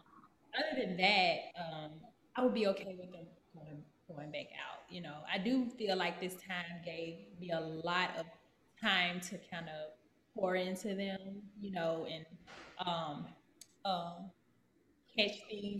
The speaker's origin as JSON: {"language": "English", "region": "Texas", "country": "United States", "said": "I've only been here for about a month and a half, but I come from Texas."}